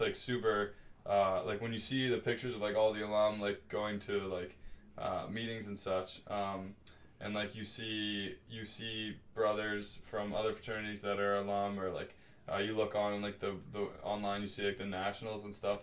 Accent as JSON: {"language": "English", "country": "United States", "moved": "as an adult", "lives_now": "Montreal, Canada", "said": "being like an American"}